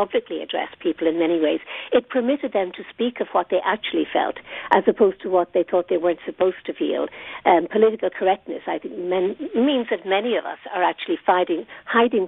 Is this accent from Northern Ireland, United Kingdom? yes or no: yes; Northern Ireland, United Kingdom; I come from Northern Ireland